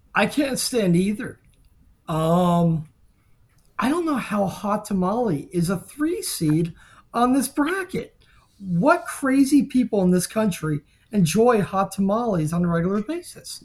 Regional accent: Miami, Florida, United States; I grew up in Miami in the nineties.

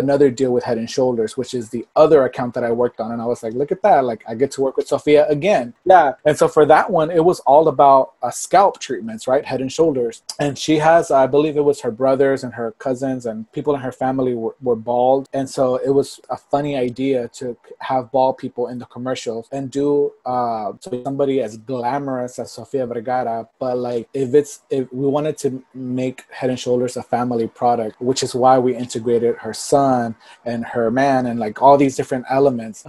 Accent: Port Arthur, Texas, United States; born or raised there; moved away as an adult; also born or lived in Miami / Los Angeles

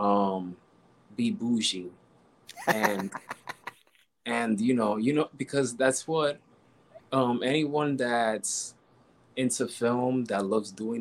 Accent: New York, United States; I was born and raised in New York

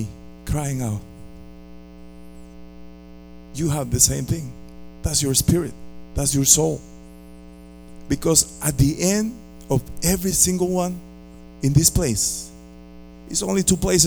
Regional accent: Costa Rica; moved away as an adult; also born or lived in Philadelphia, Pennsylvania; now in Tampa, United States; I came from Costa Rica when I was 20 years old. I'm already 37. And all my family is back home in Costa Rica.

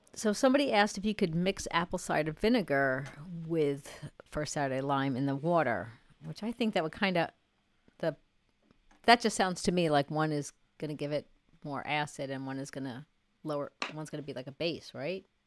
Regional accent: New York, United States; now in North Carolina, United States; I'm a New Yorker

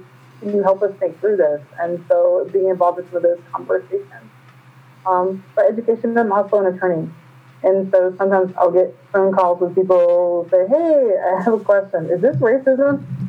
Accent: Flint, Michigan, United States; I'm from Flint, Michigan.

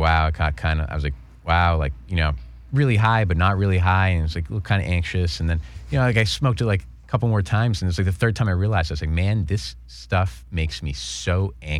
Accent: Boston, Massachusetts, United States; I'm from Boston

